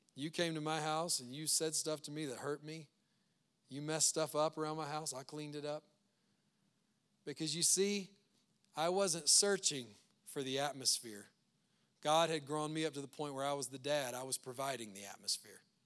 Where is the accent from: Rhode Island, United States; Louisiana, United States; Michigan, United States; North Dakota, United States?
Louisiana, United States; now in Loveland, United States; We're from Louisiana